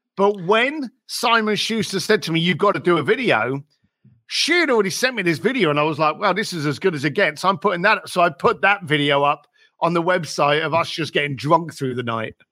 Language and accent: English; London, United Kingdom; I was raised in East London.